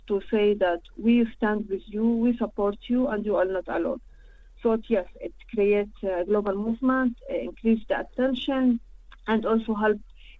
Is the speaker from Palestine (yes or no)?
yes; Al-Bassa, Palestine; English is a second language; moved away; Actually, I am not from Gaza, not from West Bank. I am from a village called Al-Bassa. Al-Bassa, it's in the north of Palestine, on the borders between occupied Palestine and Lebanon.